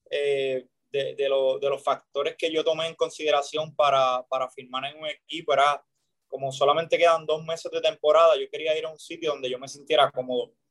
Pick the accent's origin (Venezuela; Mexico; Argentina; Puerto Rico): Puerto Rico; el hecho de nada más estar en Puerto Rico y sé que estoy pichando en mi país